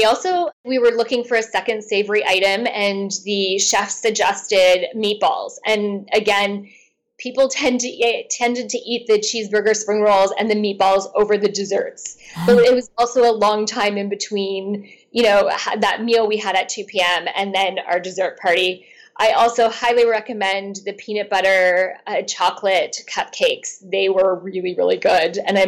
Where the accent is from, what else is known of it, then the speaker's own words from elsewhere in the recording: Canada; being Canadian